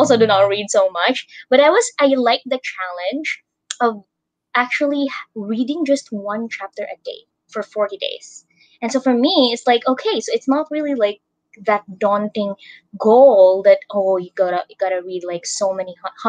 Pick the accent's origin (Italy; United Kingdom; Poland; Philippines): Philippines; from the Philippines